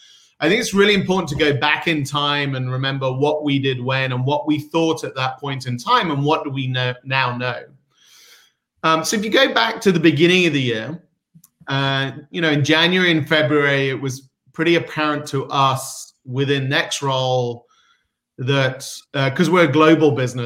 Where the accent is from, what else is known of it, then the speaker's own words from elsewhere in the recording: United Kingdom; now in United States; So I am a Brit, sort of born and raised, but been in Silicon Valley for the last 24 years. So I'm somewhere mid-Atlantic at this point.